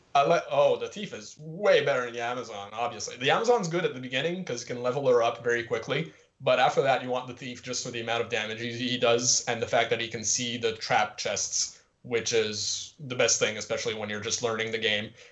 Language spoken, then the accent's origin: English; Montreal, Quebec, Canada; I'm from Quebec, like the province of Quebec, but technically I'm from Montreal.